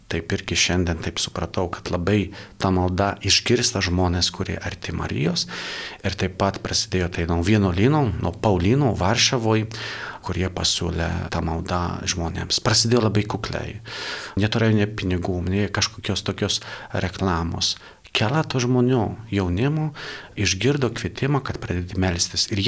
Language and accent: Lithuanian; Poland; now in Lithuania; esu Lankijos pilietis, e, dabar tarnauju Lietuvoje, bet esu iš Lankijos